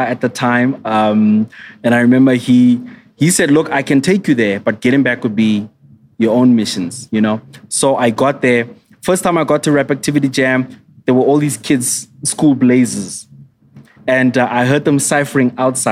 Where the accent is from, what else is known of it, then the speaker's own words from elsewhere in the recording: Kimberley, Northern Cape, South Africa; in my hometown, Kimberley